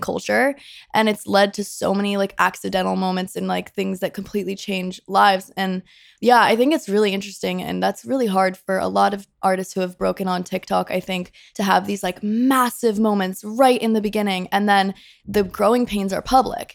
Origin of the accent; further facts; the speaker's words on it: Rhode Island, United States; moved away as an adult; I'm from Rhode Island. I moved here in twenty seventeen, a week after I graduated high school.